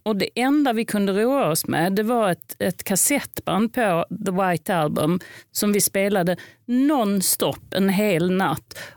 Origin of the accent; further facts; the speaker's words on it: Lund, Skåne, Sweden; jag är uppvuxen i Lund